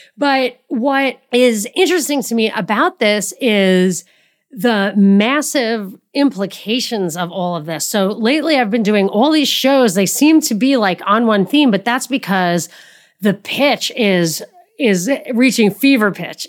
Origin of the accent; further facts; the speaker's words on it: New York City, New York, United States; moved away; I'm from New York. I've lived in New York City many years